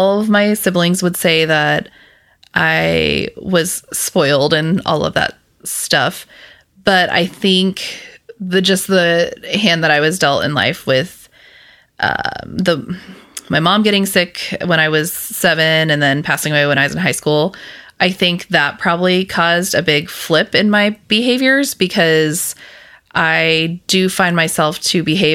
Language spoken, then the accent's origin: English; Scott City, Kansas, United States; also born or lived in Houston area, Texas; I grew up in Western Kansas, and it is a very small town, more cows than people